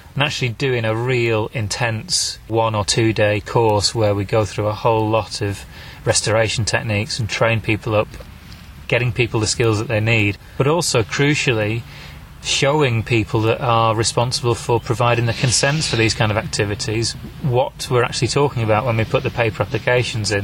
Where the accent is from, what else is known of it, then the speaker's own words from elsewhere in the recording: Wigan, North West England, United Kingdom; going back to where I was born in Wigan